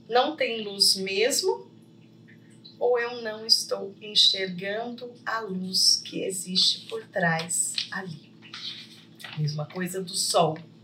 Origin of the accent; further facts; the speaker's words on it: Poços de Caldas, Minas Gerais, Brazil; Poços de Caldas hoje, gente, que é a cidade que eu estou, né? A minha terra natal também